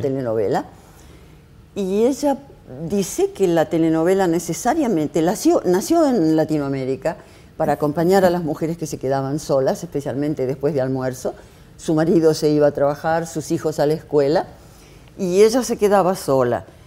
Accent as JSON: {"language": "Spanish", "country": "Argentina", "said": "como representante argentina"}